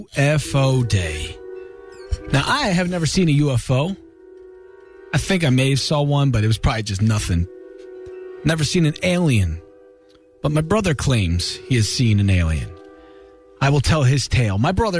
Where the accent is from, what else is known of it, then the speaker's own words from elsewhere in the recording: Williamstown, West Virginia, United States; Williamstown, West Virginia, where I grew up